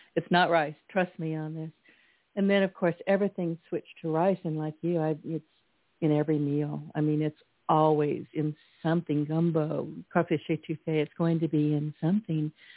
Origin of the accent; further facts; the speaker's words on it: California, United States; now in Louisiana, United States; Me being an introverted Californian